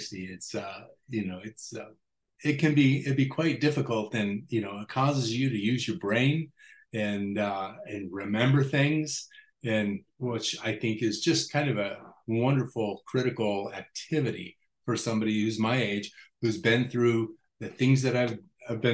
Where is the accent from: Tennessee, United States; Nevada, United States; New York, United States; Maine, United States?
Nevada, United States; Las Vegas; Growing up in Las Vegas